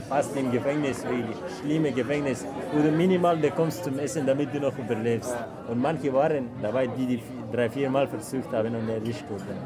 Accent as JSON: {"language": "German", "region": "near Kabul", "country": "Afghanistan", "also_born_or_lived": "Iran", "second_language": "German", "moved": "yes", "lives_now": "Straubing, Germany", "said": "ich komme aus Afghanistan, in der Nähe von der Hauptstadt Kabul"}